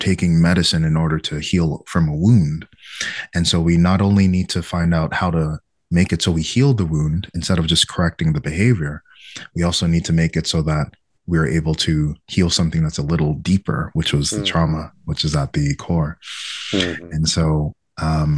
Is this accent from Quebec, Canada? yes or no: yes; Quebec, Canada; in my town where I was growing up, it was like 99% white Quebecois and 1% me